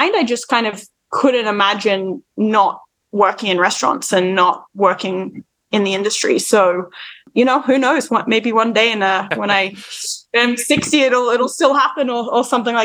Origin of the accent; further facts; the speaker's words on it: Sydney, New South Wales, Australia; moved away as an adult; also born or lived in Paris; now in New York, United States; I grew up in Australia in Sydney